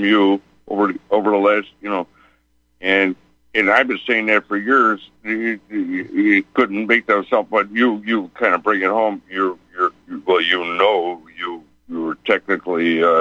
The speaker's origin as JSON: {"language": "English", "town": "Chicago", "region": "Illinois", "country": "United States", "said": "We're from Chicago"}